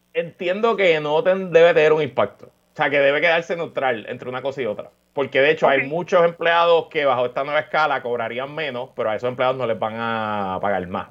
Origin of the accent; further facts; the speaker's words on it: Puerto Rico; somos puertorriqueños, llevamos en esta isla, ya yo llevo casi 40 años viviendo aquí